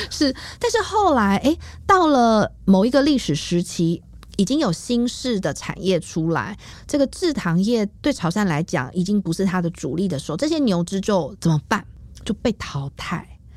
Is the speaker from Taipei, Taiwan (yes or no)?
yes; Taipei, Taiwan; 我妈妈是台南人，然后我嗯。爸爸是台北人，是。但是我是在台北出生长大